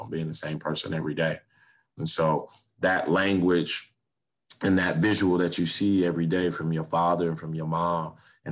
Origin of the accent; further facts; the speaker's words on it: Miami, Florida, United States; I grew up in Liberty City